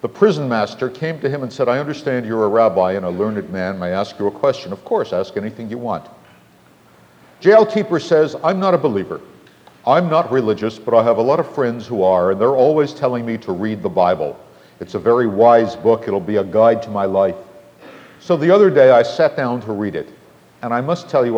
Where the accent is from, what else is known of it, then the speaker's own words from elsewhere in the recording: Boston, Massachusetts, United States; I'm from Boston